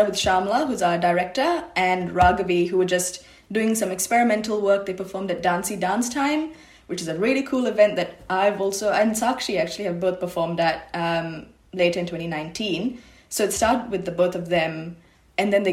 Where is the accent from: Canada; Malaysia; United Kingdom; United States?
Malaysia; now in Sydney, Australia; I'm Malaysian Tamil, so three generations, born in Malaysia, but of Sri Lankan heritage.